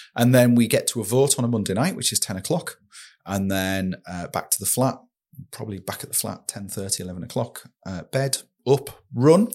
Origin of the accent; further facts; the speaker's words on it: Saltburn-by-the-Sea, North East England, United Kingdom; growing up in Saltburn, uh, we lived in Emerald Street